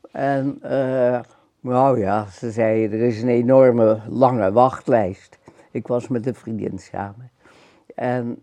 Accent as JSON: {"language": "Dutch", "town": "Amsterdam", "region": "North Holland", "country": "Netherlands", "also_born_or_lived": "Schagen", "said": "Een Amsterdams hongerleiertje."}